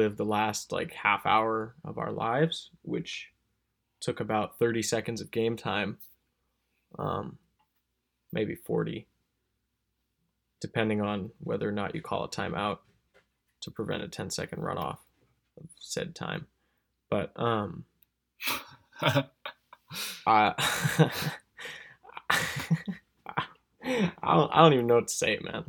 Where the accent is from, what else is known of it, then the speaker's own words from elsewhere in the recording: Pacific Northwest, United States; growing up in the Pacific Northwest